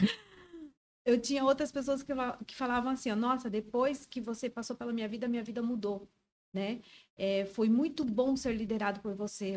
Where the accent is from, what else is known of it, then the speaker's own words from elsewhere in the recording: Joinville, Santa Catarina, Brazil; moved away as an adult; now in Brusque, Brazil; Sou joinvilense, mas estou morando em Brusque.